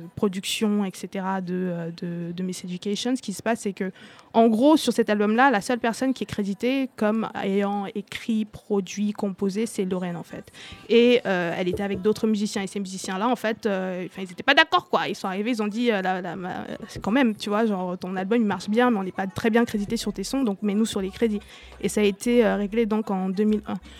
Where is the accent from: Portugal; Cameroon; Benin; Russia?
Cameroon; Douala, Littoral; now in France; j'ai grandi au Cameroun, à Douala